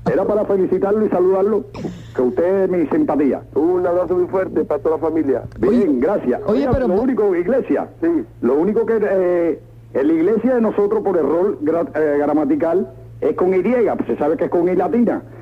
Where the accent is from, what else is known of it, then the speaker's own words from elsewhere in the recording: Cuba; moved away; yo llevo un año y pico aquí, yo vine de Cuba como expreso político.